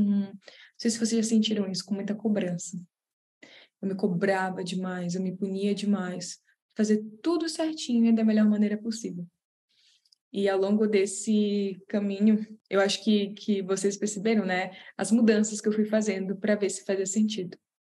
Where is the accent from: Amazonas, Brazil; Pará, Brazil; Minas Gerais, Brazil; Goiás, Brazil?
Pará, Brazil; Belém; moved away; para voltar para lá, para Belém, que é de onde eu sou, de onde minha família é